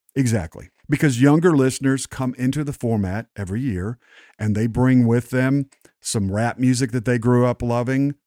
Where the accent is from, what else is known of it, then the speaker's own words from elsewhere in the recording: West Texas, United States; all the men in my family where I grew up in Texas and West Texas